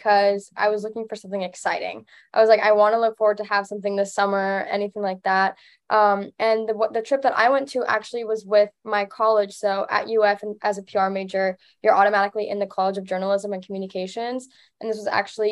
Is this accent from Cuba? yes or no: yes; Cuba; moved away; I'm from Cuba. And so the dialects are very different, even though it's the same language.